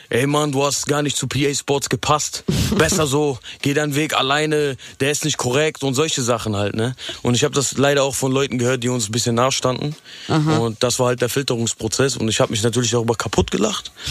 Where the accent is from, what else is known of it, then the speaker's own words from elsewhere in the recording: Essen, North Rhine-Westphalia, Germany; ich komme aus Essen.